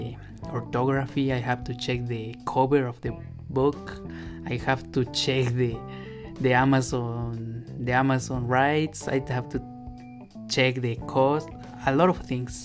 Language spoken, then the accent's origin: English; Mexico; English is a second language; I know I am a Latin American, but I am from Mexico